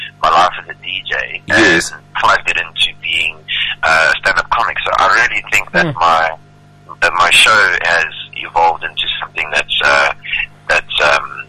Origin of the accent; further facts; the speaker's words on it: Kloof, KwaZulu-Natal, South Africa; moved away as an adult; now in Johannesburg, South Africa; I was born and raised in Durban